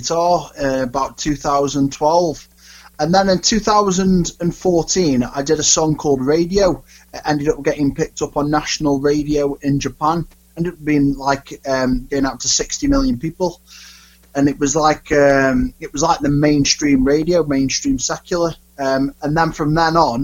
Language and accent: English; Stoke-on-Trent, West Midlands, United Kingdom; I grew up in Stoke-on-Trent